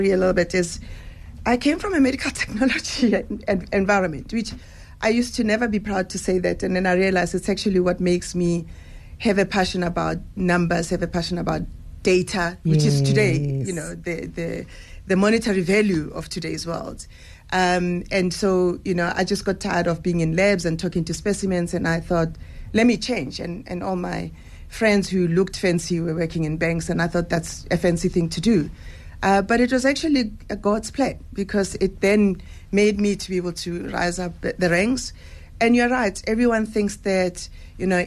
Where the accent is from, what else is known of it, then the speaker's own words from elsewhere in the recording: Meadowlands, Soweto, Gauteng, South Africa; also born or lived in Angola; From Ndofaya, I grew up, you know, in the dusty streets of Midlands